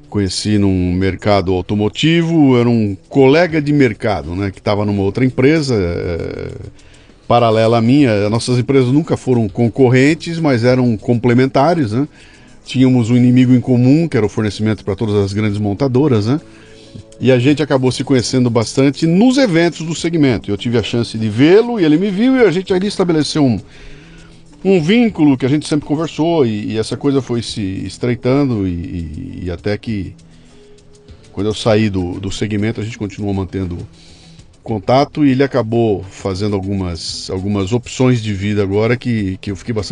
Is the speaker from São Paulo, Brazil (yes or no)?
yes; São Paulo, Brazil; Eu nasci aqui em São Paulo.